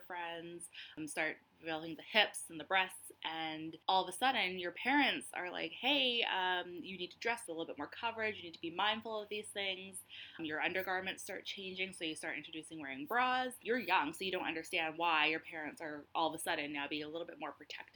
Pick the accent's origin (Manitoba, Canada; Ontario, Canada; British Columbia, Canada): British Columbia, Canada; Victoria; born or raised there; also born or lived in Florida